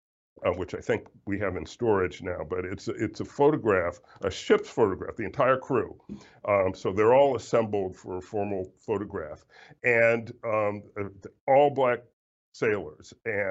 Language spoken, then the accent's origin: English; South Carolina, United States; now in Washington, United States; my home state of South Carolina